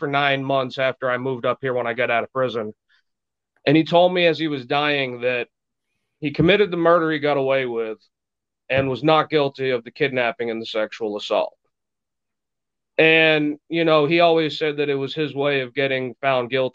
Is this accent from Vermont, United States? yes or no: yes; Burlington, Vermont, United States; also born or lived in Laconia, New Hampshire; I was raised in Vermont. I was born in Burlington, Vermont, January 1st, 1986.